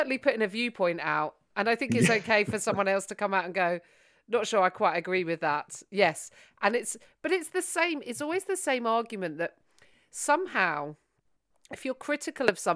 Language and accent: English; United Kingdom; I am British